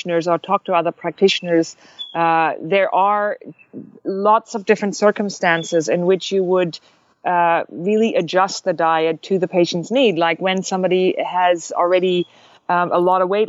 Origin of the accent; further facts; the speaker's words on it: Germany; moved away; I am actually German. If you can't pinpoint my accent, I'm actually from Germany.